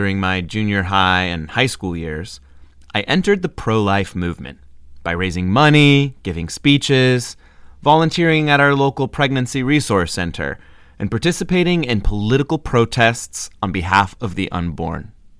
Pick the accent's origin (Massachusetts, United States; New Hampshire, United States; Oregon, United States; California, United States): Oregon, United States; I was born in 1983 in Oregon.